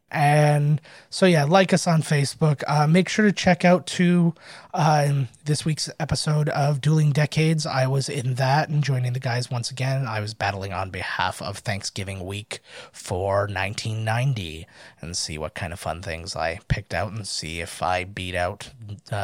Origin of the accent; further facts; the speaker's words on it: Canada; I'm Canadian